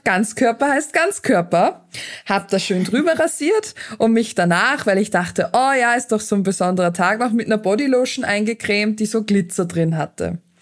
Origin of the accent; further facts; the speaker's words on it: Austria; bei uns in Österreich ist es so, dass man hin und wieder noch so einen Debütantenball hat